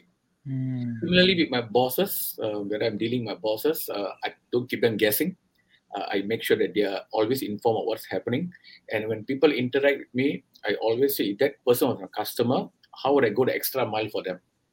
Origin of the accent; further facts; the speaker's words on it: Singapore; accent: Singaporean; moved away as an adult; now in India; I'm from Singapore. I was born in Singapore. And I've been working overseas for the last 25 years. So if you think, or rather you find my accent a bit different from what you're used to in India, that's because it's a very Singaporean accent. I was born there. I grew up there